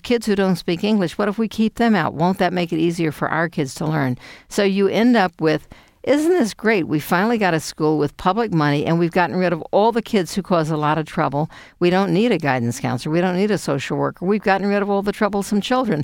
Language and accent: English; Houston, Texas, United States; moved away as an adult; I was born in Houston, Texas